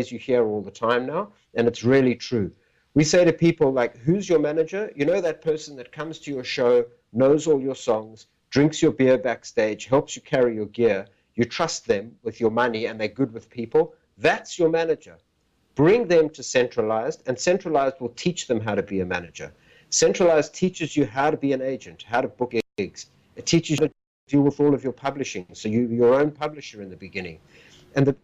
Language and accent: English; Port Elizabeth, Eastern Cape, South Africa; I was born in South Africa in a little town called Port Elizabeth